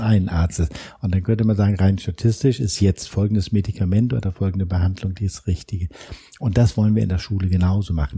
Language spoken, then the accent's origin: German; Hamburg, Germany; wir machen hier als Hamburger beispielsweise unseren Schwanpolizisten